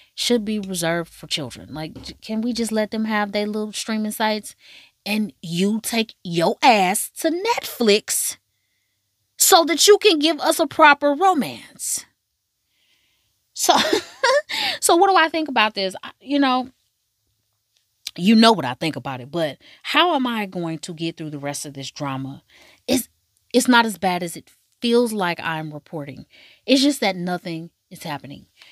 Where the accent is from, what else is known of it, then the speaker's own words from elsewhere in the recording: United States; I'm from America